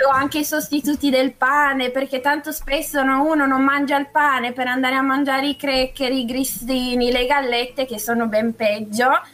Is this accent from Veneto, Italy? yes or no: no; Gorgonzola, Lombardy, Italy; moved away as an adult; now in Milan, Italy; Sì, da un sì, paio d'anni vivo a Milano in realtà, però... Ah però sono nata e cresciuta a Gorgonzola.